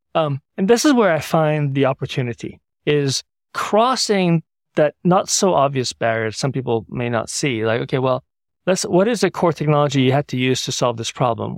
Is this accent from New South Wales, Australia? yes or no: yes; Sydney, New South Wales, Australia; now in San Francisco, United States; I grew up in Sydney from nineteen seventy-three to nineteen eighty, which dates me a little bit.